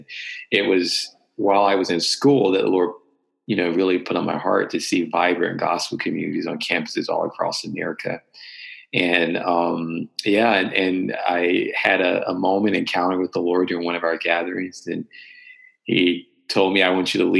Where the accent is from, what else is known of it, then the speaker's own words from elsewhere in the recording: North Carolina, United States; Born and raised in North Carolina.